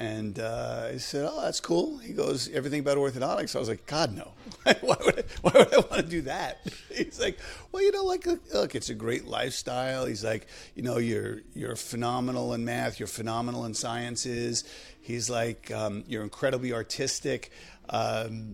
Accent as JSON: {"language": "English", "town": "New York City", "region": "New York", "country": "United States", "tie": "born or raised there", "also_born_or_lived": "Boston, Massachusetts", "moved": "as an adult", "lives_now": "Westwood, United States", "said": "I grew up in the Bronx with my mother"}